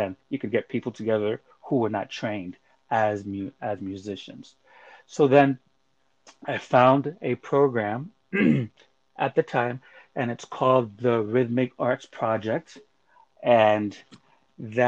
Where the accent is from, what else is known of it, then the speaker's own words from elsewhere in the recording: Panama; moved away; I'm originally from Panama